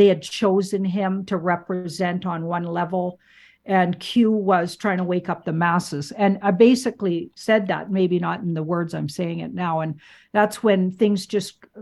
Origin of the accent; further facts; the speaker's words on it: Canada; being a Canadian